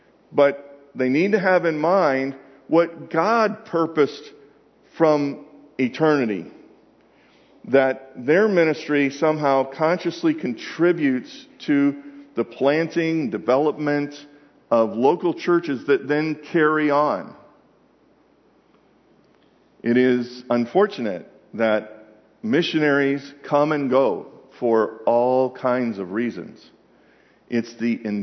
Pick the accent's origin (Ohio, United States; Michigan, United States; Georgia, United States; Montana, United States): Georgia, United States; Atlanta; I'm from Atlanta